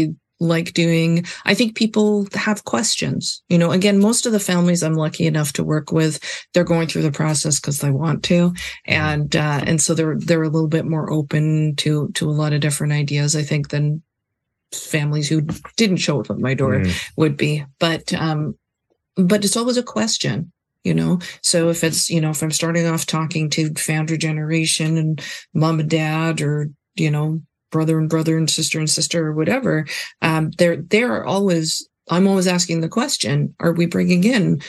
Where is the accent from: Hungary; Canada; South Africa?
Canada; also born or lived in Vancouver; we're from Canada and I think we're both children of immigrants